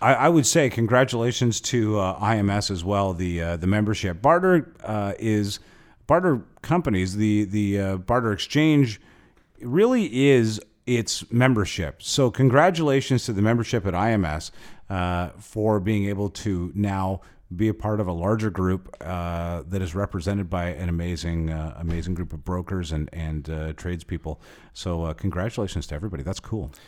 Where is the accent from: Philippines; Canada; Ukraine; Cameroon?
Canada; being Canadian there